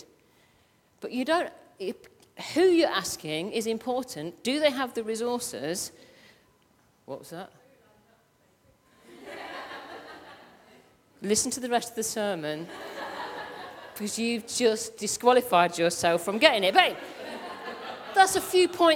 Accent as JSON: {"language": "English", "region": "Midlands", "country": "United Kingdom", "said": "I'm from the Midlands and I am not changing my accent, it's ask, A-S-K"}